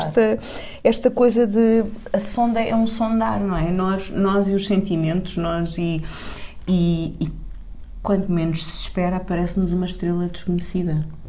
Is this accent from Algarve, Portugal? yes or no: yes; Tavira, Algarve, Portugal; Tavira é a minha terra, não é? o, o lugar uh, onde, onde eu me formei a, a, cabeça